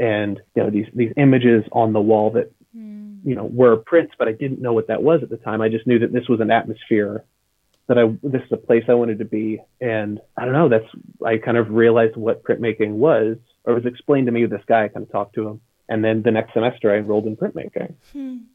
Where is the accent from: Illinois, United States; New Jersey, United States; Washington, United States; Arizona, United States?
Illinois, United States; near Edwardsville; I went to the closest school to my hometown, and that was Southern Illinois University in Edwardsville